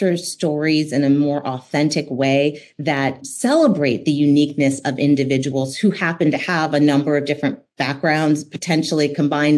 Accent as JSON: {"language": "English", "country": "Denmark", "tie": "born or raised there", "said": "I was born in Denmark."}